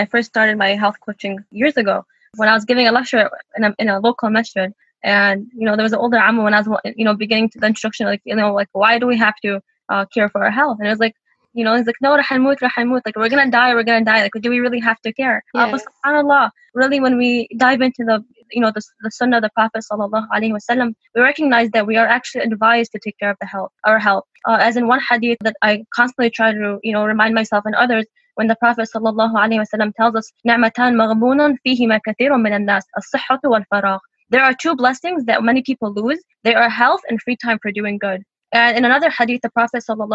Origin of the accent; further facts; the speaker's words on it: Michigan, United States; also born or lived in Charlotte, North Carolina; I was born in Charlotte, North Carolina, and grew up in Michigan